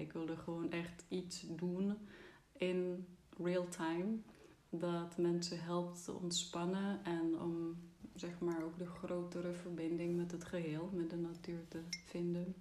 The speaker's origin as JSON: {"language": "Dutch", "country": "Czechia", "second_language": "Dutch", "moved": "as an adult", "lives_now": "Netherlands", "said": "Ik kwam uit Tsjechië, dus ik ben hier gaan wonen, eerst voor mijn studie"}